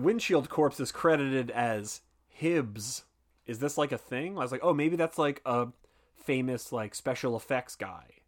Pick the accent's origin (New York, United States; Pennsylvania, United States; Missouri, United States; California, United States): Pennsylvania, United States; Philadelphia; I'm from Philadelphia